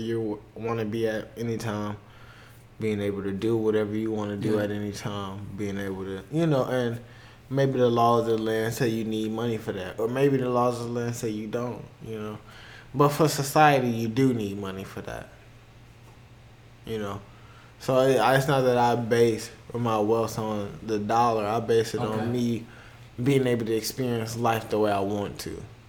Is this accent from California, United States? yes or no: no; Miami, Florida, United States; I'm from Miami.